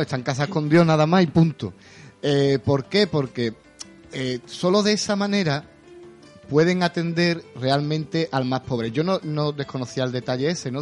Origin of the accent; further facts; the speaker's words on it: Jerez de la Frontera, Andalusia, Spain; de pequeño me crié en la, en la Plaza eh, estaba acostumbrado a ver a las hermanitas de los pobres, en fin, por allí, por el centro